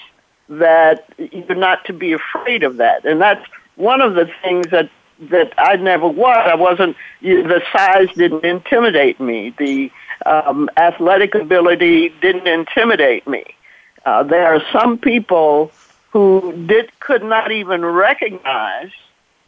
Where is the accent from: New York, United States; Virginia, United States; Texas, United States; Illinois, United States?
Texas, United States; Dallas; moved away; also born or lived in Ohio; I'm from Dallas, born and raised in Dallas, Texas